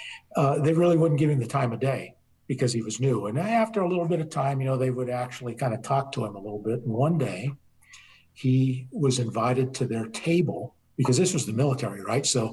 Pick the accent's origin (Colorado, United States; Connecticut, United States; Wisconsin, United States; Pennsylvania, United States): Colorado, United States; also born or lived in the South (US); now in the South, United States; I'm from Colorado, but I've been here in the South now 26 years.